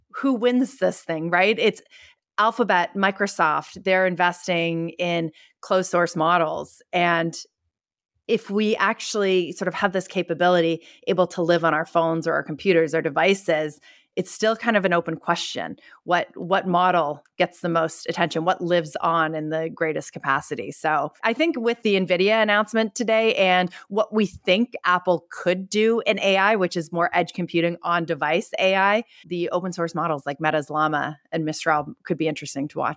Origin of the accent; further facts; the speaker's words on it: Canada; now in San Francisco, United States; I'm not even American, I'm Canadian.